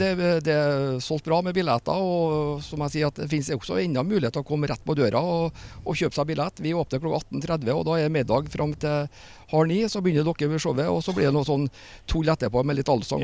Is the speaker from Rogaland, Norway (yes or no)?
no; Trondheim, Trøndelag, Norway; jeg kommer jo fra Heimdal og Trondheim og driver et selskap som Ut Events.